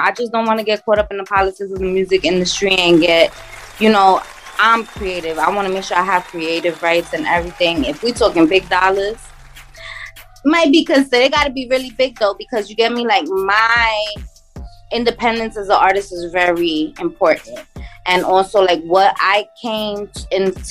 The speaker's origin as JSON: {"language": "English", "town": "New York City", "region": "New York", "country": "United States", "tie": "born or raised there", "also_born_or_lived": "Queens", "said": "I was born and raised in Brooklyn"}